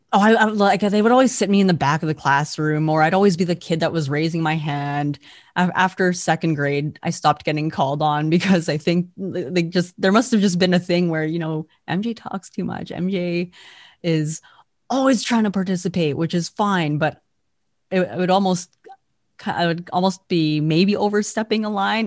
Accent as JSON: {"language": "English", "region": "Alberta", "country": "Canada", "said": "I am from Alberta, Canada"}